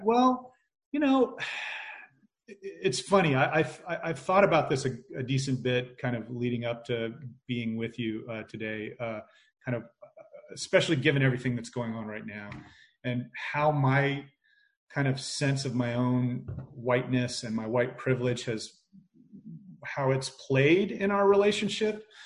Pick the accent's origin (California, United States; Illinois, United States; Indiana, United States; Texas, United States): Indiana, United States; I grew up in Indiana